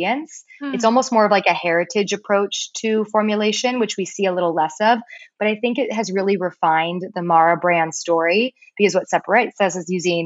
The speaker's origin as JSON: {"language": "English", "town": "Palos Verdes", "region": "California", "country": "United States", "tie": "born or raised there", "also_born_or_lived": "East Coast, United States", "said": "I'm from Palos Verdes, but which is in California, I should say. Not everyone knows where that is. Southern California. It's a beautiful, beautiful place. I was born on the East Coast, but moved out here and was raised on this beautiful coastline."}